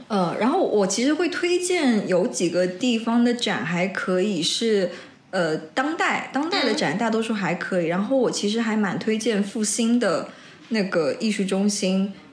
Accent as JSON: {"language": "Chinese", "town": "Wuxi", "region": "Jiangsu", "country": "China", "tie": "born or raised there", "moved": "yes", "lives_now": "Shanghai, China", "said": "我们家附近有一个， 一个市， 一个市场是整个无锡市最大的一个批发的一个市场"}